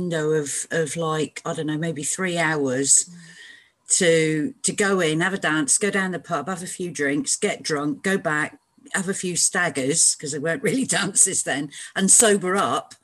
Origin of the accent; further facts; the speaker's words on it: Truro, South West England, United Kingdom; moved away as an adult; also born or lived in Saint Helena; grew up in Truro in Cornwall, so I'm a Cornish maid